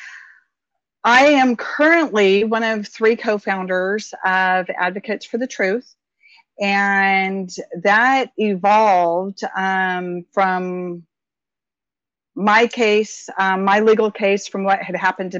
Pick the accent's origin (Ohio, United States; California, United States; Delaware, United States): California, United States; Stockton area, the Valley; I was born in Southern California, moved up to Stockton area, raised throughout the valley